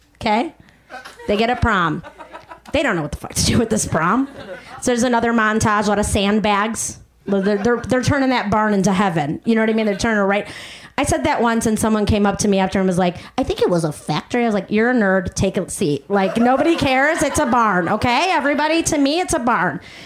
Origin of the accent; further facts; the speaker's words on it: Chicago, Illinois, United States; accent: Chicago; moved away; I'm from Chicago originally